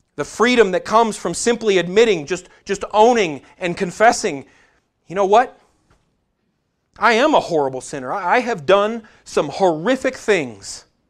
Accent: United States; we as American Christians

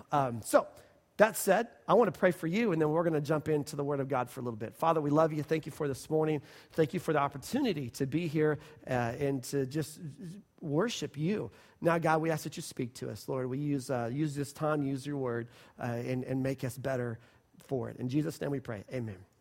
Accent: Oklahoma City, Oklahoma, United States; We're Oklahoma people. We're from Oklahoma City

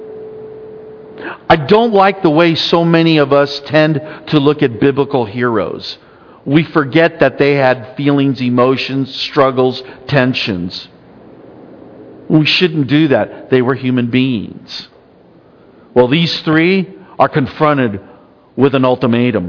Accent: United States

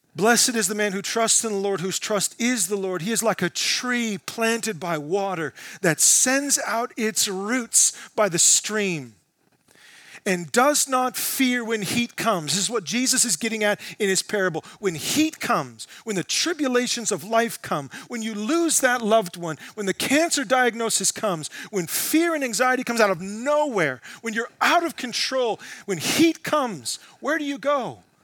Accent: United States; as American Christians

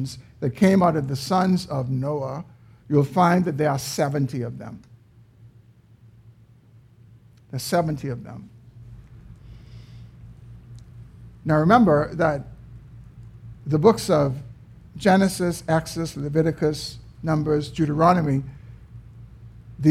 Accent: Bahamas; we were born in the Bahamas

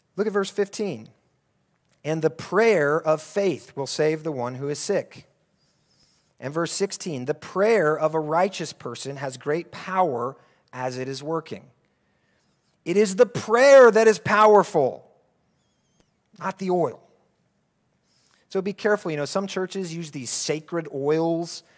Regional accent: United States; moved away as an adult; now in Abu Dhabi, United Arab Emirates; my hometown back in the U S

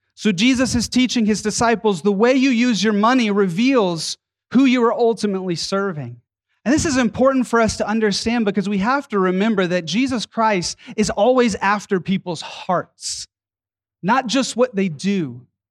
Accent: Atlanta, Georgia, United States; my hometown of Atlanta, Georgia

